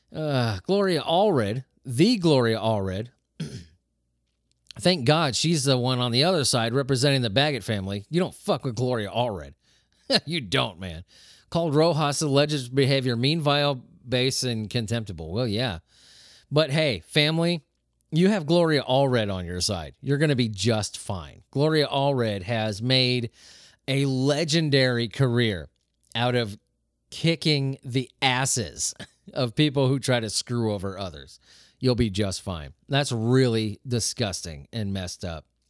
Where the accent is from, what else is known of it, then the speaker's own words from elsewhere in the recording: Southern California, United States; I grew up in Southern California